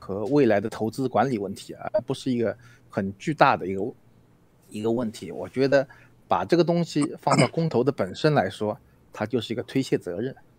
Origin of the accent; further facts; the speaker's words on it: China; 我是大陆的